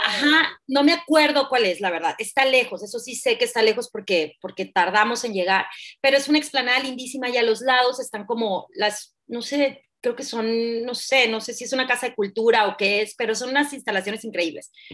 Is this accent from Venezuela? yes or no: no; Hermosillo, Sonora, Mexico; also born or lived in Mexico City; yo soy de Sonora, de Hermosillo, Sonora, de hecho vivo acá